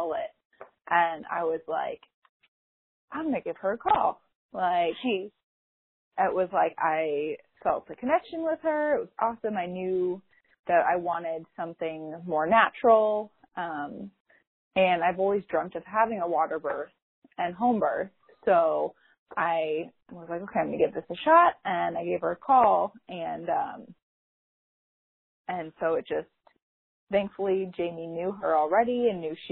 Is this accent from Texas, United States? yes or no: yes; Dallas, Texas, United States; moved away; also born or lived in Colorado; I'm actually originally from the Dallas area, but we moved back in 2016.